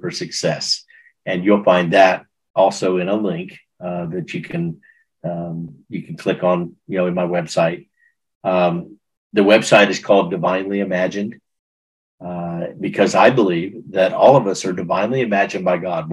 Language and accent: English; Texas, United States; I'm from Texas